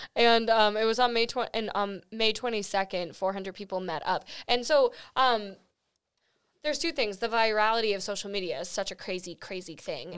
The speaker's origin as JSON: {"language": "English", "region": "Florida", "country": "United States", "tie": "born or raised there", "said": "I was born in Florida."}